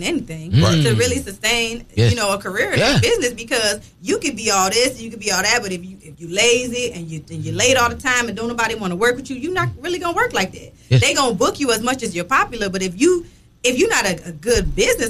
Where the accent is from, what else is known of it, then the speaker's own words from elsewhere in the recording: Lake Worth, Florida, United States; also born or lived in West Palm Beach, Florida / Miami, Florida; I'm from West Palm Beach, Florida, grew up in Lake Worth.